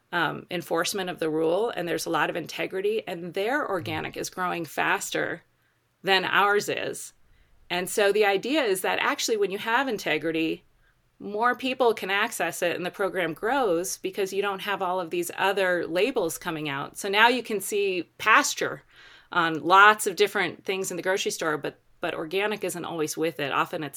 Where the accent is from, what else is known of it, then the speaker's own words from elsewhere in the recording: Colorado, United States; they're in my home state of Colorado on the Front Range.